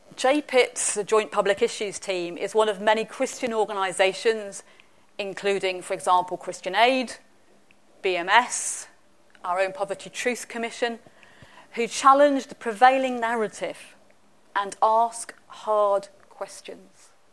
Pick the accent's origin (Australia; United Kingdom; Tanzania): United Kingdom; England; now in Scotland, United Kingdom; I'm English.